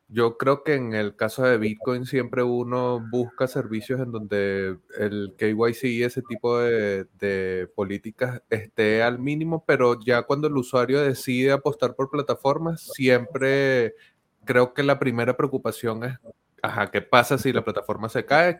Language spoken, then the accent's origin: Spanish; Venezuela; yo estoy soy venezolano, estoy en Venezuela, he vivido el proceso de dolarización de la economía venezolana como parte de mi crecimiento hacia la edad adulta